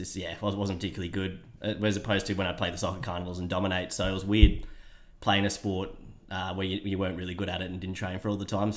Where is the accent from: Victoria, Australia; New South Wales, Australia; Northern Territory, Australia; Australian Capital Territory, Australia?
Australian Capital Territory, Australia; Canberra; No, not a Queenslander. I'm just from Canberra born and bred.